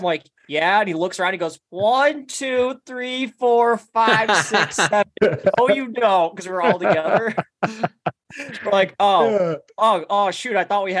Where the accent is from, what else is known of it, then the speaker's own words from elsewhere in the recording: Iowa, United States; We're from Iowa. We're both from Iowa.